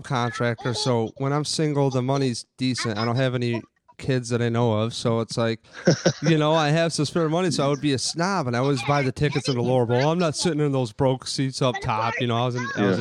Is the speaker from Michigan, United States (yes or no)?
no; Rochester, New York, United States; I'm from Rochester